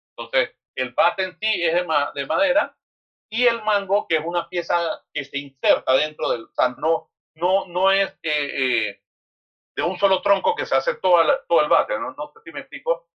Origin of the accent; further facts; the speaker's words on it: Panama City, Panama; nosotros nacimos y nos criamos en la central